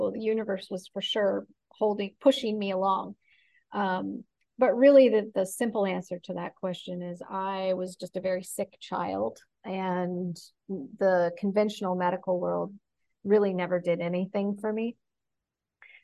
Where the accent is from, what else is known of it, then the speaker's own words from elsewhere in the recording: Oregon, United States; I grew up in Oregon. So part of it was coming back to Oregon. I felt comfortable living here.